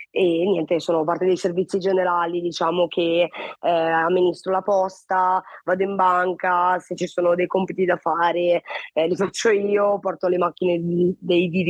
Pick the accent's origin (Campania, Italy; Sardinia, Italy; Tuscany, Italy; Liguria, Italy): Liguria, Italy; Genoa; vengo da Genova, ho sempre vissuto qua. Il 16 maggio compirò 32 anni perché sono classe 91.